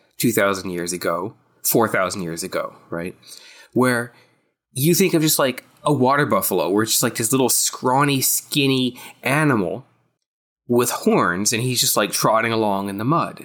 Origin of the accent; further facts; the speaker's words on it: the South, United States; growing up in the South, we had a lot of equestrian and cattle raising